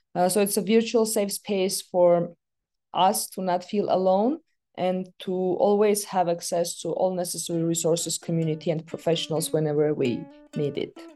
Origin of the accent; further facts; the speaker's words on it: Yerevan, Armenia; I was born in the capital of Armenia, in Yerevan.